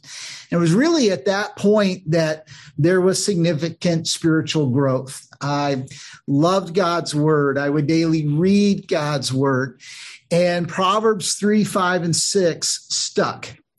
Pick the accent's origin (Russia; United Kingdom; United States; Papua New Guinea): Papua New Guinea; I had the privilege of growing up in Papua New Guinea, which is just north of Australia. My parents were missionaries